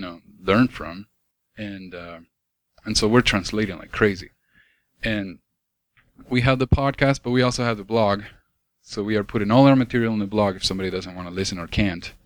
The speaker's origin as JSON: {"language": "English", "country": "Argentina", "tie": "born or raised there", "moved": "yes", "said": "I grew up in South America"}